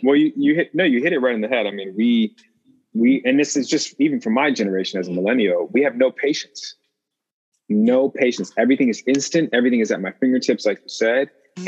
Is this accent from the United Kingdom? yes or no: no; Chicago, Illinois, United States; my midwest upbringing being from chicago